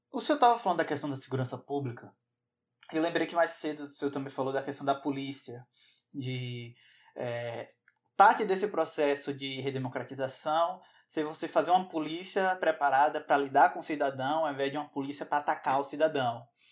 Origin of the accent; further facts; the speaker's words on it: Bahia, Brazil; aqui, na Bahia, de onde eu venho